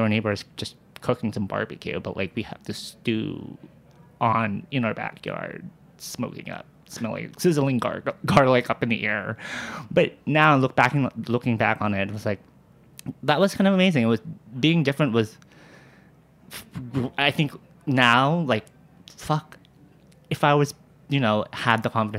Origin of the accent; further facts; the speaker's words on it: Walnut, California, United States; moved away as an adult; now in New York City, United States; I grew up in the suburbs of Los Angeles, this small little suburb city called Walnut, California.